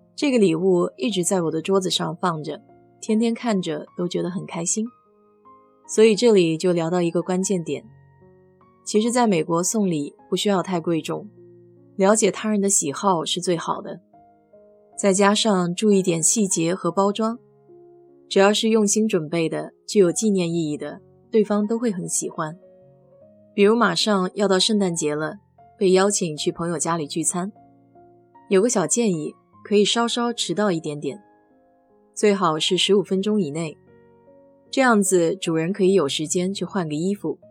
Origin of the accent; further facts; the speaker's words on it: China; now in United States; 我们中国人